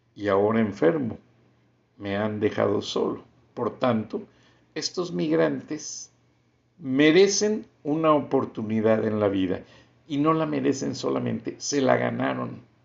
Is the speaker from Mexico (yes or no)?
yes; Bajío, Mexico; yo crecí en el Bajío, una comunidad que en los 60s y 70s se hizo completamente migrante